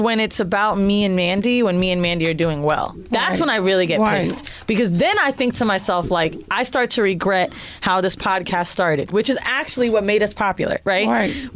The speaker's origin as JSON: {"language": "English", "town": "Orlando", "region": "Florida", "country": "United States", "tie": "born or raised there", "also_born_or_lived": "San Francisco / Miami", "said": "I grew up in Orlando"}